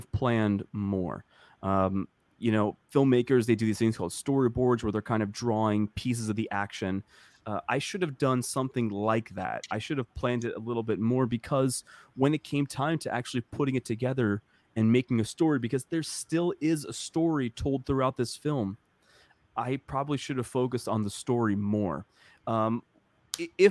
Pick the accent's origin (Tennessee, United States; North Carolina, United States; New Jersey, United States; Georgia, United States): New Jersey, United States; now in Cleveland, United States; I'm a kid from New Jersey